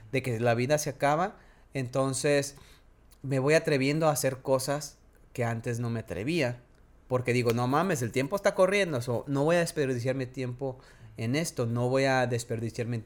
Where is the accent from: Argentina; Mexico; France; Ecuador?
Mexico; soy más fluido en inglés, pero soy mexicano, tengo que hablar español.